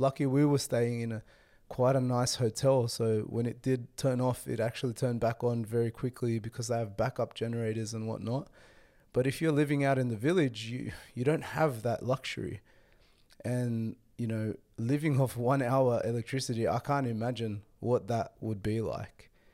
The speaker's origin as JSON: {"language": "English", "town": "Sydney", "region": "New South Wales", "country": "Australia", "tie": "born or raised there", "said": "I was brought up, born and raised in Sydney, you know, Australia"}